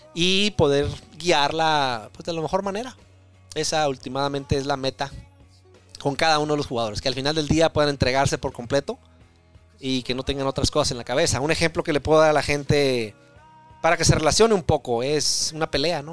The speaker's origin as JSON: {"language": "Spanish", "town": "Tijuana", "region": "Baja California", "country": "Mexico", "moved": "yes", "lives_now": "Oregon, United States", "said": "soy de, Tijuana"}